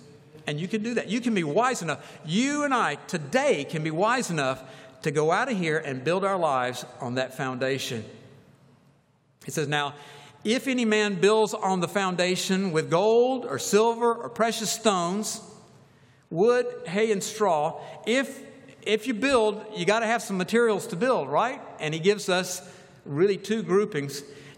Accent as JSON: {"language": "English", "town": "Atlanta", "region": "Georgia", "country": "United States", "tie": "born or raised there", "said": "I grew up in Atlanta in my college years and post-college years"}